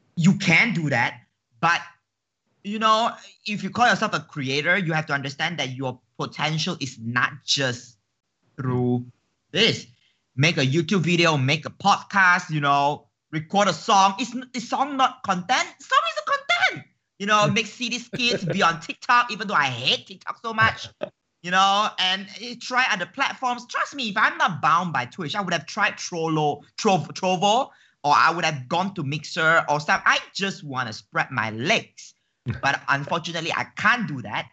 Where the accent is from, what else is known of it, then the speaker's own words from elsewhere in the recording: Malaysia; as a Malaysian